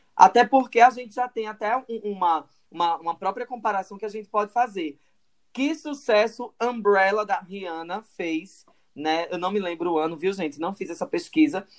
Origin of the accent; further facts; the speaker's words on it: Caruaru, Pernambuco, Brazil; a gente é de Caruaru